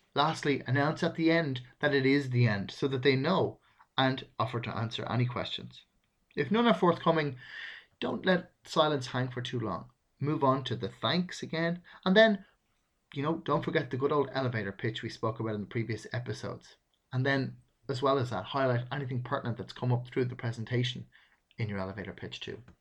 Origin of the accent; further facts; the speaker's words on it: Ireland; I'm Irish. It's a natural speech rhythm for me to use we a lot.